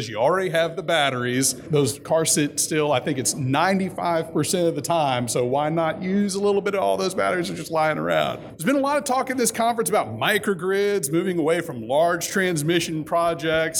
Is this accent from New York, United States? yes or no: no; Bossier City, Louisiana, United States; moved away; my neighborhood back in my hometown of Bossier City, Louisiana